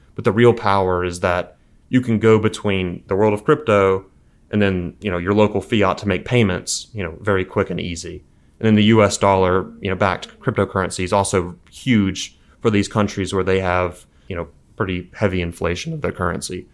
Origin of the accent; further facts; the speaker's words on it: Mobile, Alabama, United States; From Mobile, Alabama originally